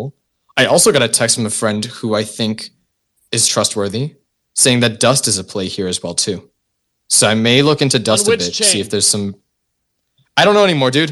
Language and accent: English; Canada; I'm Canadian. I speak French.